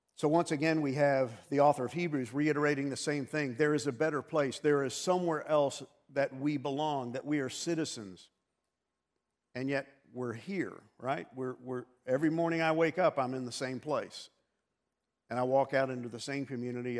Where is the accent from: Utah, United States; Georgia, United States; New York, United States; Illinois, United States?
New York, United States; moved away; also born or lived in Texas; growing up in New York